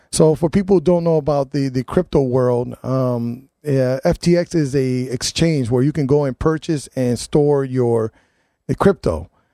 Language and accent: English; New Haven, Connecticut, United States; I grew up on Bassett between Winchester and New Hall.